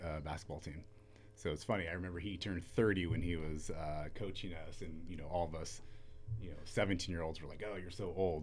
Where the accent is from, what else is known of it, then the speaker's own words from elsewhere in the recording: Ventura, California, United States; growing up in Ventura